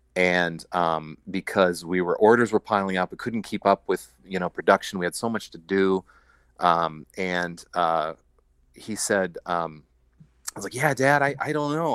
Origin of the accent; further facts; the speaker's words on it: Iowa, United States; moved away as an adult; also born or lived in South Dakota; now in Minneapolis, United States; I was born in Iowa, went to college out in South Dakota, and then, uh, moved to Minneapolis